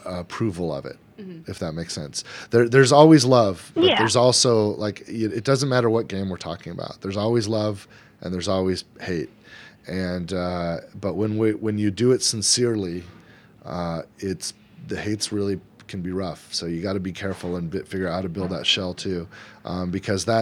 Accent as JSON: {"language": "English", "region": "California", "country": "United States", "also_born_or_lived": "Frisco, Texas", "moved": "yes", "lives_now": "Texas, United States", "said": "I'm from California. I live in Texas"}